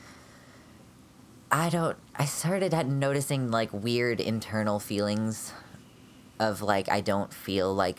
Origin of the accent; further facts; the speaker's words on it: United States; I am a transmasculine genderqueer American.